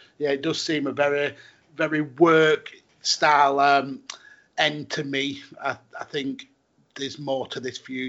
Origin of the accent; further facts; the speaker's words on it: United Kingdom; Yeah, well, obviously being British, as you know, we kind of get these tidbits on Twitter before we actually get the show.